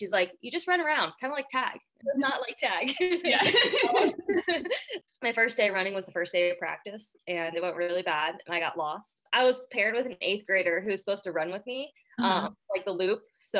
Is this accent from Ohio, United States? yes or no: yes; Ohio, United States; In Central Ohio.